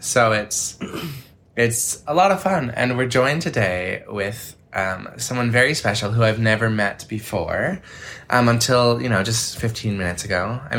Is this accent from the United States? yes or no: no; New Brunswick, Canada; New Brunswick, where we're from, Sarah